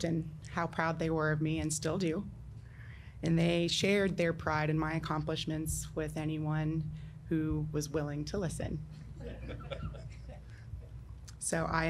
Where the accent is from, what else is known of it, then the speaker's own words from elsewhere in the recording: Louisville, Kentucky, United States; in my hometown